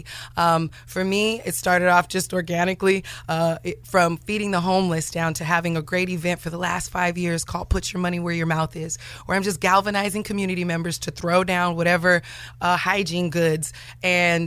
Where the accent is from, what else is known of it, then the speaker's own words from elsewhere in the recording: Sacramento, California, United States; also born or lived in Detroit, Michigan; I was born in Detroit. I'm a Cali girl and I was raised in Sacramento